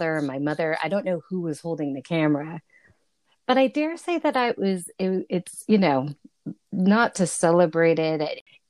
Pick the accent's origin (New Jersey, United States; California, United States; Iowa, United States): California, United States; Los Angeles; House that I grew up in the San Fernando Valley